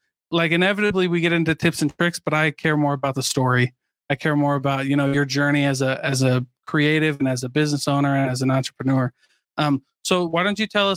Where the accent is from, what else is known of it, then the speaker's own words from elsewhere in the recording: Keokuk, Iowa, United States; I grew up in Keokuk, Iowa.